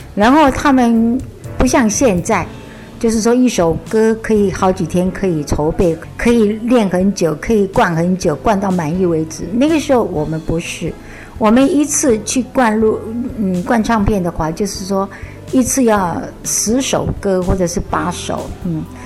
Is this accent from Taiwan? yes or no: yes; Taiwan; 我现在脾是台湾人，股市客家人